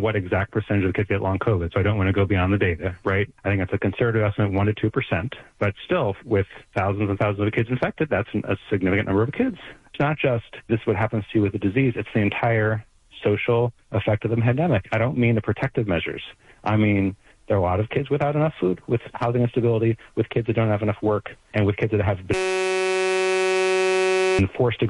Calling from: Baltimore, Maryland, United States; I'm calling from Baltimore, right, where we have a crying lack of resources for schools.

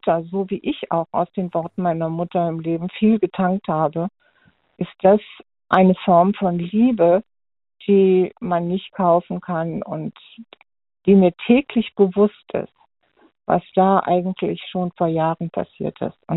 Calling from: Heilbronn, Baden-Württemberg, Germany; Ich bin der …, ich komme aus Gegend Heilbronn.

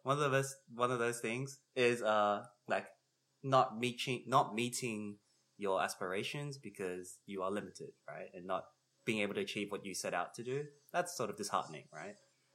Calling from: Chicago, Illinois, United States; And I'm …. I'm coming from Chicago, and which are the traditional lands of the Potawatomi.

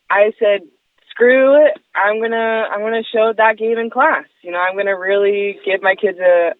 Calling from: Garden Grove, California, United States; I'm calling from Garden Grove, California.

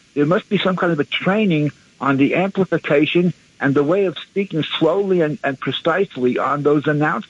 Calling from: Brooklyn, New York, United States; from Brooklyn.

